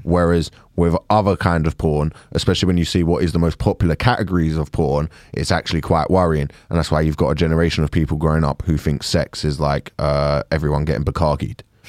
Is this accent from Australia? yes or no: no; United Kingdom; I like being British